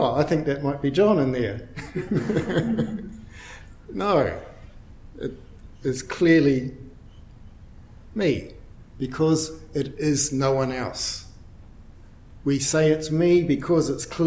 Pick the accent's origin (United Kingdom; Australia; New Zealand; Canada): New Zealand; Dunedin, Otago; I'm from Dunedin